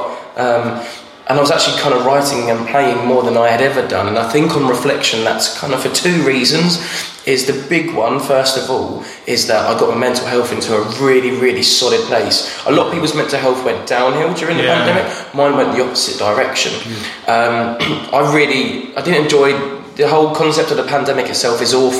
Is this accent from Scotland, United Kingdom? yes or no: no; Braintree, East of England, United Kingdom; also born or lived in Ireland; an open mic in my hometown in Braintree at a pub called The Swan